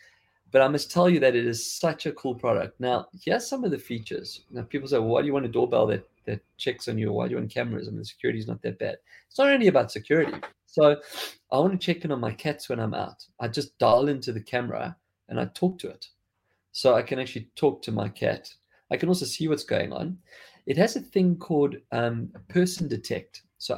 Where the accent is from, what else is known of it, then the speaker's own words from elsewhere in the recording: South Africa; accent: South African; like I've lost quite a bit of my South African accent.